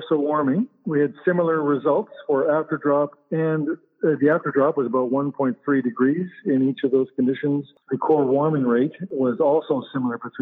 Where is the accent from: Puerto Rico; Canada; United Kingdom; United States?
Canada; also born or lived in Winnipeg; I'm a Canadian